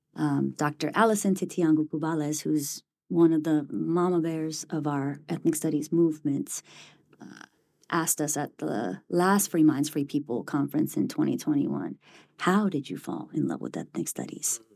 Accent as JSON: {"language": "English", "area": "Bay Area", "region": "California", "country": "United States", "tie": "born or raised there", "moved": "as an adult", "lives_now": "Cambridge, United States", "said": "Born and raised in the Bay Area"}